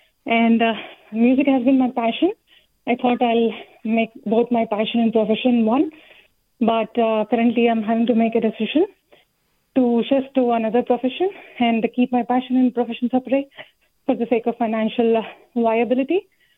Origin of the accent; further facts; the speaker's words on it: California, United States; I am from Bay Area.